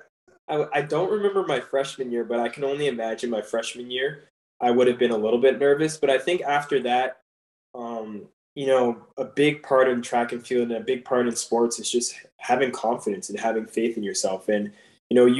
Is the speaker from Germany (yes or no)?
no; Canada; moved away as an adult; I'm coming from Canada